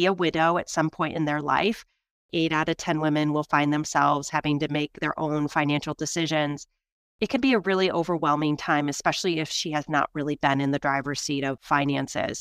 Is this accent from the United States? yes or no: yes; Michigan, United States; now in New York, United States; I'm from the Midwest. I'm from Michigan.